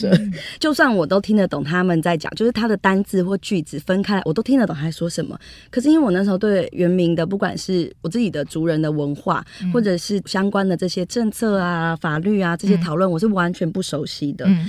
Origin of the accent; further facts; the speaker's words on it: Taipei, Taiwan; also born or lived in Taitung; 其实我是在台东出生，然后一直跟着外公外婆到三四岁要念幼稚园的时候，我就被接到台北来念书